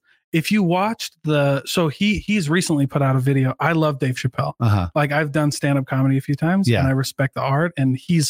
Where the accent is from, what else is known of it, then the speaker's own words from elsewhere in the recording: Iowa, United States; I'm originally from Iowa.